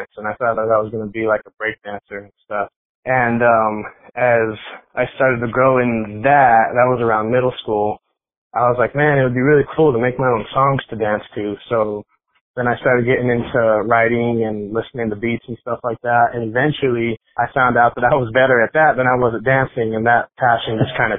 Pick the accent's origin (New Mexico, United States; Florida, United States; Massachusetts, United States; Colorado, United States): Colorado, United States; Denver; I grew up in Colorado. I've been here before it was cool to be here. I just been here my whole life